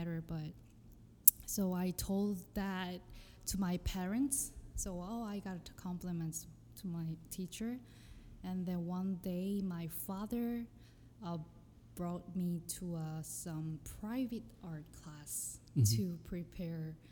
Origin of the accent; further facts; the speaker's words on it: Seoul, South Korea; English is a second language; moved away as an adult; also born or lived in London, United Kingdom; now in New York, United States; I was born in Seoul